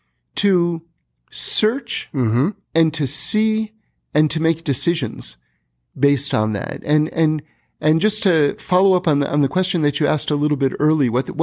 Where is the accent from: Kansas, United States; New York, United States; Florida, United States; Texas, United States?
New York, United States; New York City; It started in New York. Okay. I grew up in New York City. Yeah. I went to Bronx High School of Science.